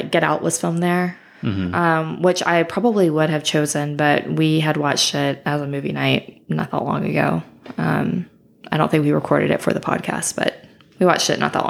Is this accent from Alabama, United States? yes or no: yes; Fairhope, Alabama, United States; moved away; also born or lived in Memphis; I was born and raised in Alabama.